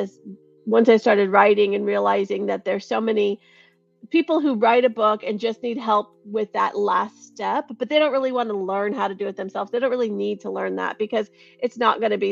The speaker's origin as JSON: {"language": "English", "town": "Cupertino", "region": "California", "country": "United States", "tie": "born or raised there", "said": "I'm born and raised in Silicon Valley, grew up in Cupertino"}